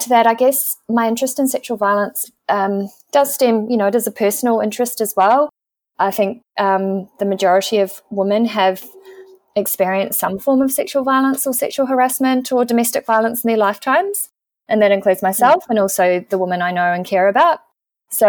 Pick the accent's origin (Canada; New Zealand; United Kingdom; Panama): New Zealand; moved away as an adult; also born or lived in Christchurch, New Zealand; now in Melbourne, Australia; I'm also a New Zealander living in Australia with my partner